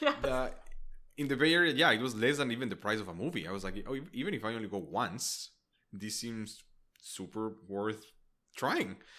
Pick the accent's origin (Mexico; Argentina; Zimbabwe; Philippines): Mexico; Mexico City; now in United States; I'm from Mexico City